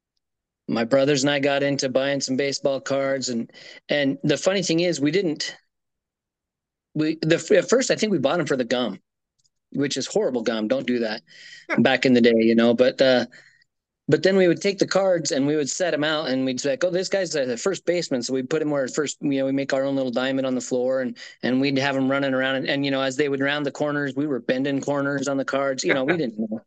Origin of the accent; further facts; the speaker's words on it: Nevada, United States; now in Idaho, United States; I grew up in Nevada